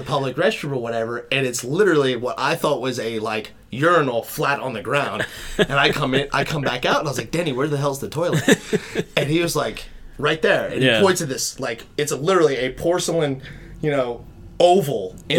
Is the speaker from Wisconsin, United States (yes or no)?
no; Kentucky, United States; we're from Kentucky.